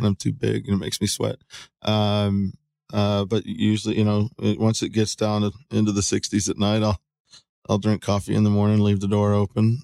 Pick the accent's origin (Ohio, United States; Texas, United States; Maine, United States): Texas, United States; San Antonio; I was born in San Antonio, Texas, April fifth, nineteen seventy-two